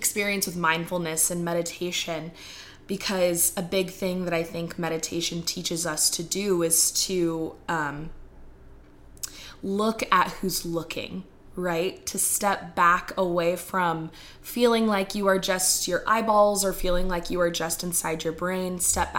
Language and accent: English; Texas, United States; I'm from Texas. I live in the Bible Belt